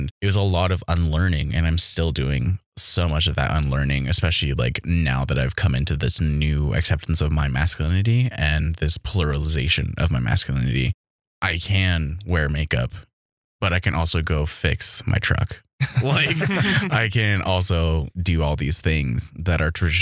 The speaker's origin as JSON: {"language": "English", "area": "White River", "region": "South Dakota", "country": "United States", "tie": "born or raised there", "said": "I was raised in a town of 300, Little White River, South Dakota."}